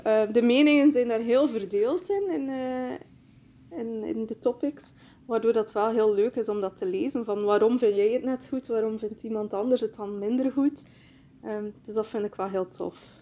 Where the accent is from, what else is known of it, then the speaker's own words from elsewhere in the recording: Bruges, Flanders, Belgium; Ik kom uit Brugge, België